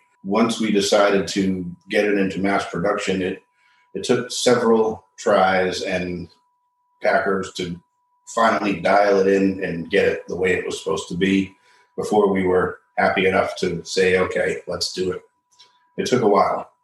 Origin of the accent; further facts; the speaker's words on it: Massachusetts, United States; moved away as an adult; now in Wilmington, United States; I was actually born and raised in Massachusetts and moved to North Carolina about 20 years ago, and I've been in Wilmington for 8.